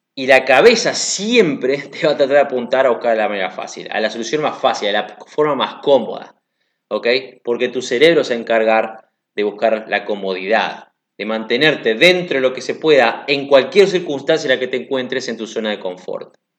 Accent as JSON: {"language": "Spanish", "country": "Uruguay", "also_born_or_lived": "Africa", "moved": "yes", "said": "yo soy de Uruguay"}